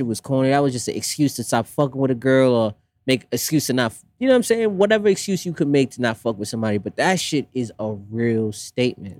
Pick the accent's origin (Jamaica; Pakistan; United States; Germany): Jamaica; growing up West Indian, I'm Jamaican